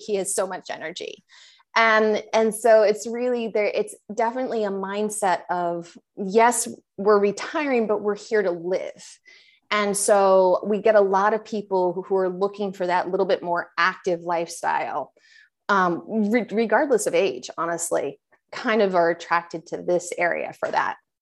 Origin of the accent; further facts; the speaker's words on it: Maine and Western Massachusetts, New England, United States; now in Tampa Bay, United States; I'm originally from Maine and Western Massachusetts.